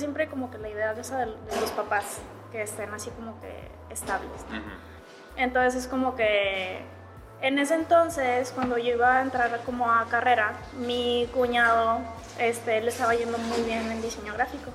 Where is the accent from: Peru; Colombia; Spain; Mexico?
Mexico; Monterrey, Nuevo León; aquí en Monterrey, bueno, yo soy de, Monterrey